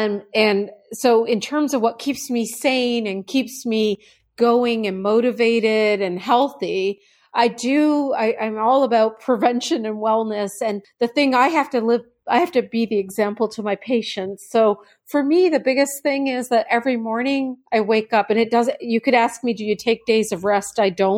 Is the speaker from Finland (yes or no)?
no; Canada; now in United States; I came here as a Canadian. I didn't understand all of that.